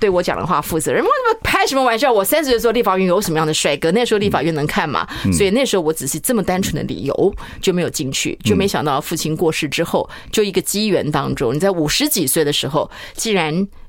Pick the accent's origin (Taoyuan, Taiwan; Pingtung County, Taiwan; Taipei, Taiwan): Pingtung County, Taiwan; Chaozhou; moved away; 因为不是那么多人知道我是出生在潮州。